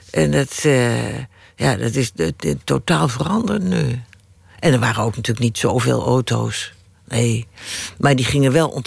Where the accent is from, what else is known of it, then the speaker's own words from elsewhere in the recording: Rotterdam, South Holland, Netherlands; accent: Rotterdam; Mijn Rotterdamse accent afleren.